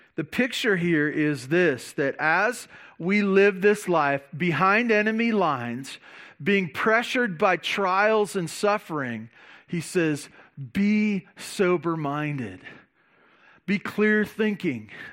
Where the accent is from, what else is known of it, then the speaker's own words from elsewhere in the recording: Santa Barbara, California, United States; growing up in Santa Barbara